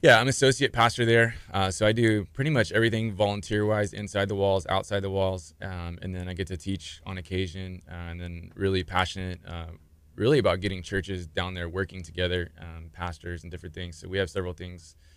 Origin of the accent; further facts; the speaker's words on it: Clear Lake, Texas, United States; now in Galveston, United States; I'm from the area. I grew up in Clear Lake. Uh, lived there pretty much all my life